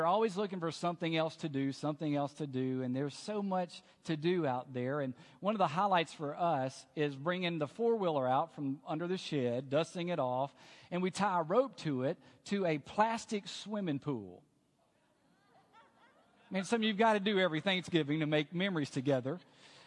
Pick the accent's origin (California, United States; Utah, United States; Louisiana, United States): Louisiana, United States; Alexandria; moved away; the great state of Louisiana, where I grew up. And I grew up in Alexandria